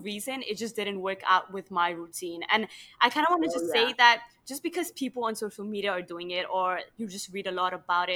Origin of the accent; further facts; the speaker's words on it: Nigeria; also born or lived in Berkeley, California, United States; when I'm back home, in my hometown, in Nigeria